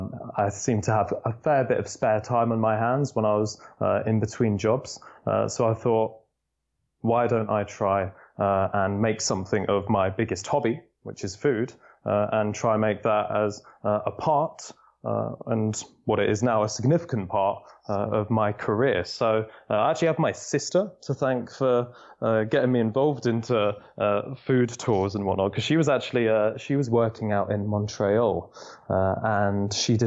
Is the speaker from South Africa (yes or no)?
no; London, United Kingdom; I'm a Londoner, born and bred.